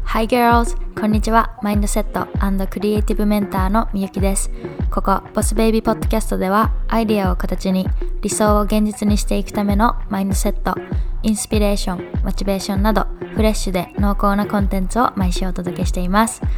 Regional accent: Fukuoka, Japan; moved away as an adult; also born or lived in Kumamoto / New York; 私は本当に熊本生まれの福岡育ちのもう完全な100%日本人です

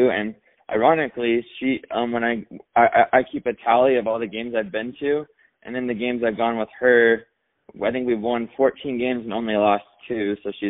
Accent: Logan, Utah, United States; I didn't really start growing up in Logan. I when we first moved there, I went and saw like one or two games in the year 2000

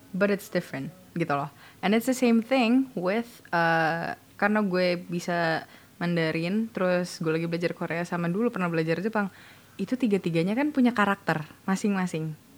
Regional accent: Indonesia; gue orang Indo

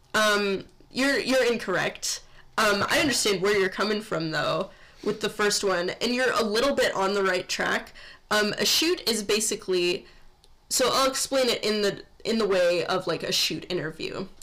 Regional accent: Midwest, United States; We're from the Midwest

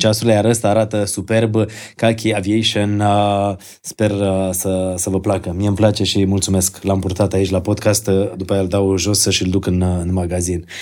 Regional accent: Bălănești, Gorj, Romania; am copilărit într-o zonă de lângă Târgu Jiu, la Bălănești

